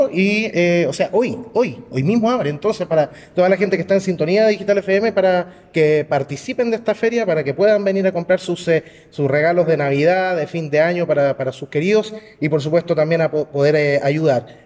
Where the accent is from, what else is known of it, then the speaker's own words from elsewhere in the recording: Valparaíso, Chile; muchos somos porteños